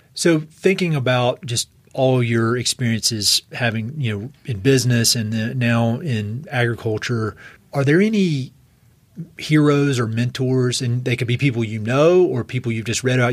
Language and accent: English; East Coast, United States; now in Colorado, United States; I was from the East Coast